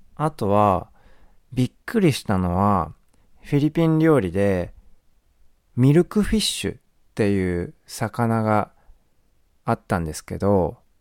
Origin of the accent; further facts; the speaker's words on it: Japan; 日本です